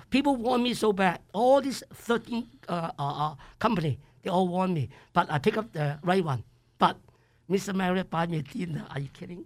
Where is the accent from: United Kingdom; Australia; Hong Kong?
Hong Kong; English is a second language; moved away as an adult; also born or lived in Idaho; now in United States; I come from Hong Kong, uh, nineteen seventy-two, uh, September eleven